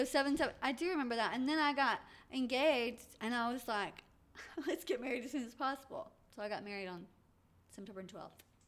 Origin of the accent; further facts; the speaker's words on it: Atlanta, Georgia, United States; I was born in Atlanta